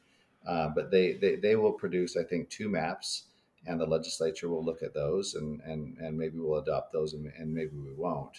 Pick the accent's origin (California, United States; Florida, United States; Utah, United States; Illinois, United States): Utah, United States; I'm from Utah